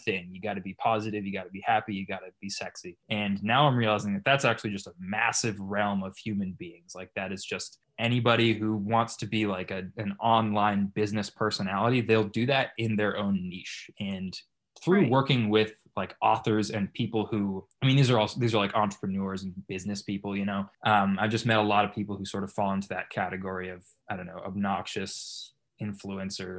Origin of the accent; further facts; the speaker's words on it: Boston, Massachusetts, United States; moved away as an adult; now in Beverly Hills, United States; I'm from Massachusetts. I'm currently living in Beverly Hills